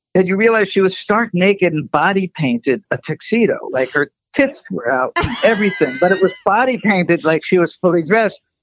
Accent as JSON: {"language": "English", "region": "East Coast", "country": "United States", "said": "I'm I'm from the East Coast"}